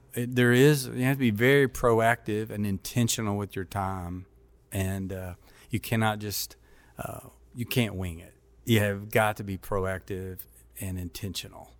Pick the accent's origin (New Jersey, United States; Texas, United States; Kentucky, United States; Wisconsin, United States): Kentucky, United States; Paducah; also born or lived in Germany; I grew up in a small town in Kentucky